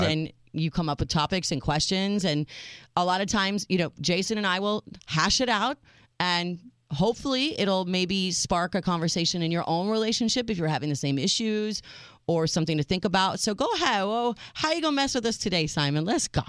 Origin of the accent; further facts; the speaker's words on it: United States; I am your American realist